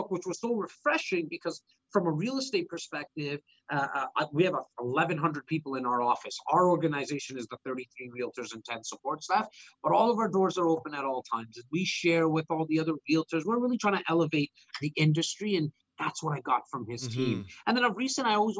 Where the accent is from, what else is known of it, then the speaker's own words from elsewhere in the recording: Toronto, Ontario, Canada; my hometown of Rexdale.